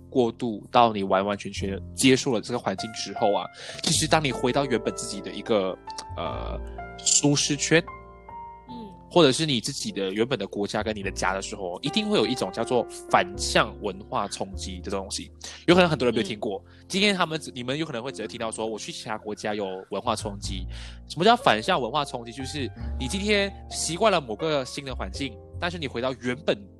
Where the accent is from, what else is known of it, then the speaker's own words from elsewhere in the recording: Malaysia; also born or lived in Taiwan; 我们来自一个比较多元文化背景的国家